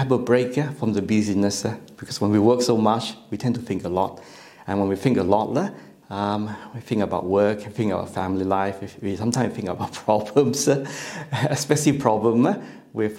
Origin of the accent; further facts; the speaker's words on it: Malaysia; English is a second language; now in Australia; I'm born in Malaysia. I'm actually Malaysian Chinese.